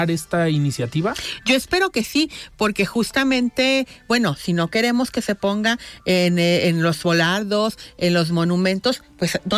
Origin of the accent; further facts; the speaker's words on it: Guadalajara, Jalisco, Mexico; Somos una sociedad, somos tapatíos todos